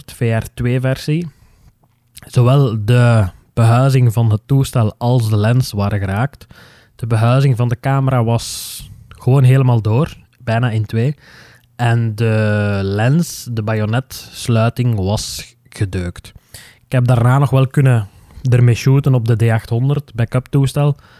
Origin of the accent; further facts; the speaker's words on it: Flanders, Belgium; onze Noorderburen die mijn dialect niet zo goed begrijpen